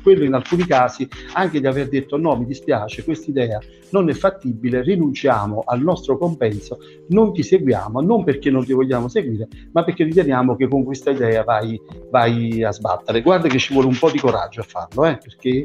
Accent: Southern Italy, Italy; al sud da dove vengo io

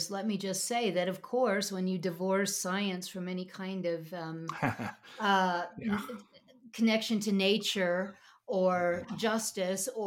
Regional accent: Midwest, United States; also born or lived in upstate New York, United States; But growing up in the Midwest and living on, in upstate New York, I know

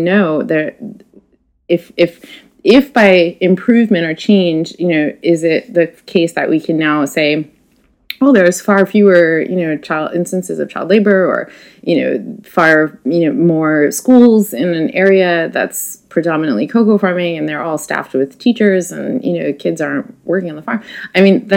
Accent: United States; I am an American woman who has spent a lot of time in these regions

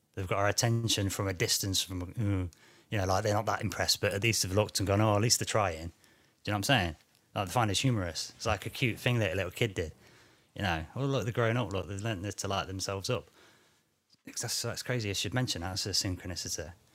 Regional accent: United Kingdom; I'm British

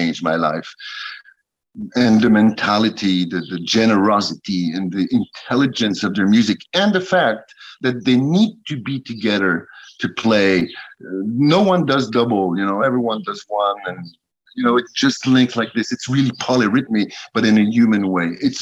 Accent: United States; now in Paris, France; Being American in France

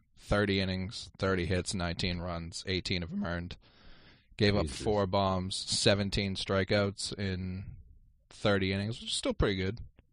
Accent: New England, United States; Growing up in New England

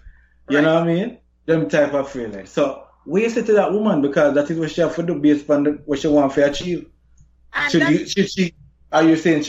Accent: Jamaica; if you're growing up in Jamaica and whole, you know, how Jamaican culture is towards masculinity

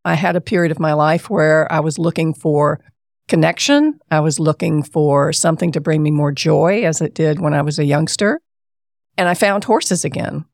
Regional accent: Columbia, South Carolina, United States; I grew up in Columbia, South Carolina

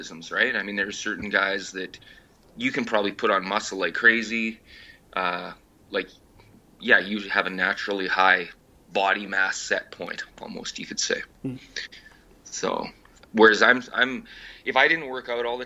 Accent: Canada; I'm Canadian

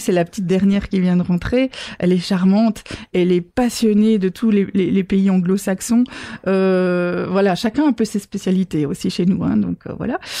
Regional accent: Belgium

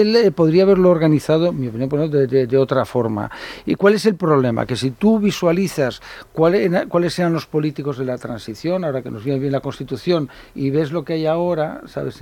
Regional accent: Catalonia, Spain; yo hablo catalán, he hablado, de mis padres hablan catalán y son españoles y ser catalán es mi forma de ser español

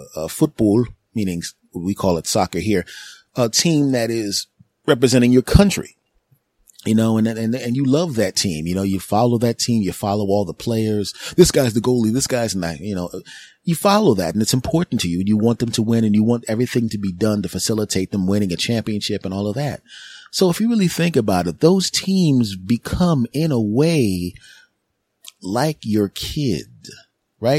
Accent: Philadelphia, Pennsylvania, United States; in my hometown of, uh, of Philadelphia.

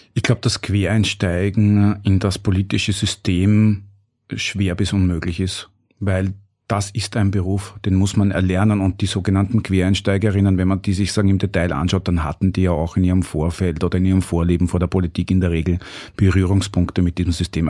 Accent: Burgenland, Austria; ich bin aus dem Burgenland und hab dort auch re relativ, bin eingebettet in eine sehr normale Umgebung.

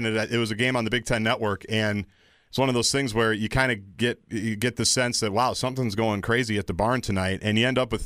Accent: Minnesota, United States; As Minnesotans, and I am from Minnesota, I'm a white Minnesotan

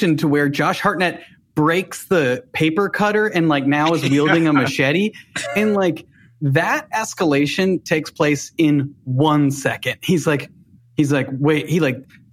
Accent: Cincinnati, Ohio, United States; I grew up outside of Cincinnati, in the burbs of Cincinnati

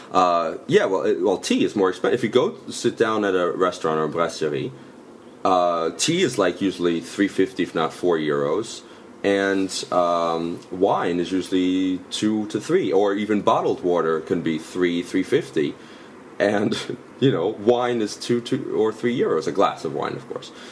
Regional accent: Westchester, New York, United States; moved away as an adult; also born or lived in Boston / Toulouse; now in Paris, France; I'm, from Westchester, which is the suburbs of the city

